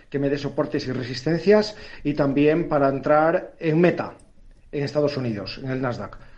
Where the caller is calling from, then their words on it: Valladolid, Castile and León, Spain; de Valladolid.